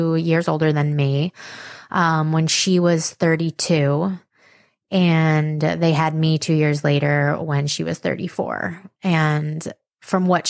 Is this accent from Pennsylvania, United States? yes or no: no; Mahopac, New York, United States; we grew up in Mapac, which is a suburb of the city, in Putnam County, which is 1 county north of Westchester